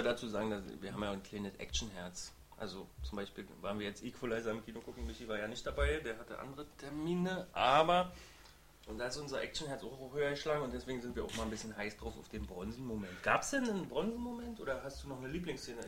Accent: Berlin, Germany; Wir als Berliner

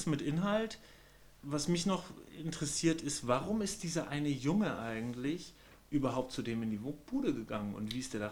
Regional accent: Berlin, Germany; Also ich als Berliner

